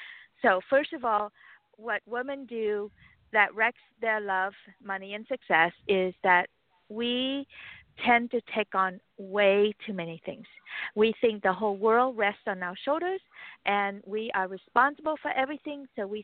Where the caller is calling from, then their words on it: California, United States; I'm calling from right now, actually, a parking lot in California.